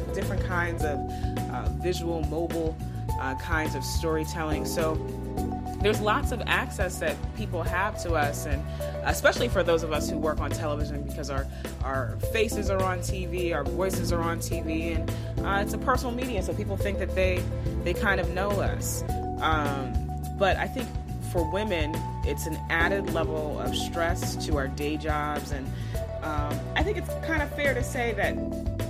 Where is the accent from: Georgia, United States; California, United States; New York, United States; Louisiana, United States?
New York, United States; Long Island; moved away as an adult; also born or lived in Brooklyn, New York / North Carolina; I am a New York native. I was born in Brooklyn and raised on Long Island